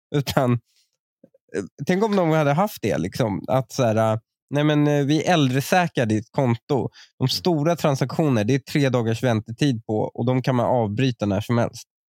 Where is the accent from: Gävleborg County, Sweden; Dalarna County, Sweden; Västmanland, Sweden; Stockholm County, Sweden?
Stockholm County, Sweden; Upplands Väsby; uttalet de har känner jag så jävla mycket igen från min uppväxt i Väsby